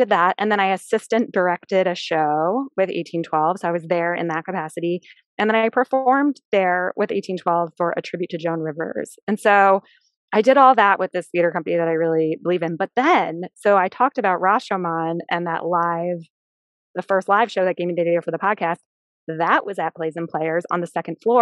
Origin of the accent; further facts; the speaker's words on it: Philadelphia, Pennsylvania, United States; also born or lived in California; I was born in California, but moved here to Philadelphia when I was like 8 weeks old. So I grew up in Philadelphia